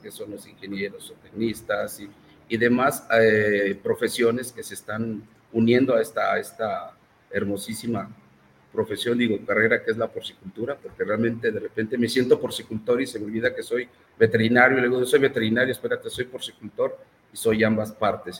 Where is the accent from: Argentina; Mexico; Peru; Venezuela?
Mexico; como mexicanos